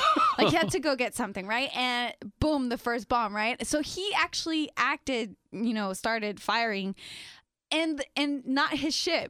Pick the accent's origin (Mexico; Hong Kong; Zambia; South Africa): Mexico; Tijuana, Baja California; first language Spanish; English is a second language; moved away; also born or lived in San Diego, United States; I grew up in TJ.